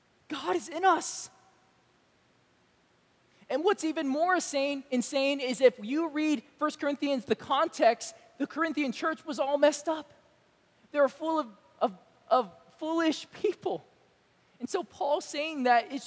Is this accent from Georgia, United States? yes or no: yes; Georgia, United States; moved away; also born or lived in California; people who are from the South like myself. I'm actually from Georgia, and sometimes I'm from California, depending on the situation.